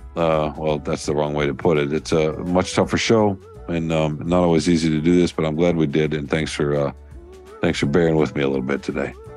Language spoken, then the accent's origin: English; the South, United States; I'm a Southerner